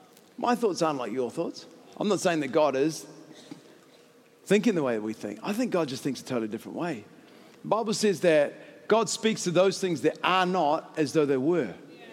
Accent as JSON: {"language": "English", "town": "Christchurch", "region": "Canterbury", "country": "New Zealand", "said": "I'm from Christchurch. I'm still happy about the All Blacks."}